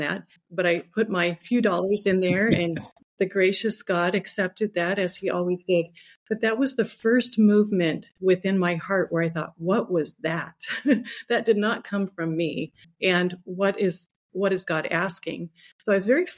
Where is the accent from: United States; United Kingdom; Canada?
United States; Los Angeles, California; I am the sixth of 10 children, and I grew up in Los Angeles.